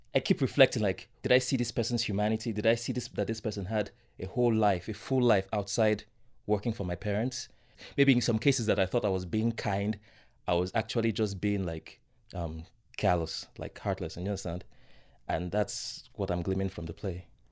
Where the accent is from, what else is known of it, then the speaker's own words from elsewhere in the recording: Nigeria; growing up in Nigeria, I, I wouldn't say I was particularly well